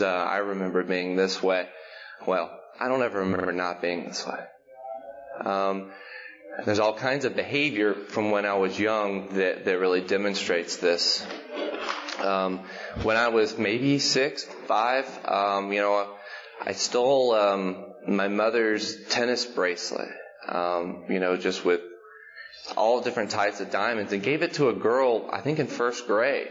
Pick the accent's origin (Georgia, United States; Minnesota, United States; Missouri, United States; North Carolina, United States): Georgia, United States; Macon; also born or lived in Lebanon, Tennessee; now in Nashville, United States; I was born in Macon, Georgia in 1980